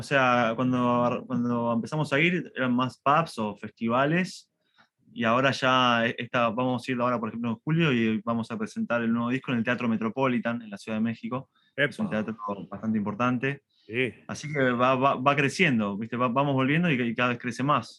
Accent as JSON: {"language": "Spanish", "country": "Argentina", "said": "nosotros somos argentinos"}